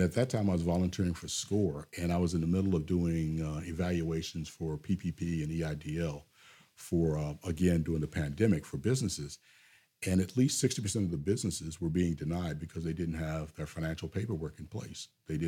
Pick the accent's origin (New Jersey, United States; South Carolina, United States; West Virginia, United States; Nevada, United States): West Virginia, United States; Lester; when I tell people I'm from Lester, West Virginia, they always say, oh, that must be so nice to be from Virginia. No, I'm not from Virginia. I'm from West Virginia.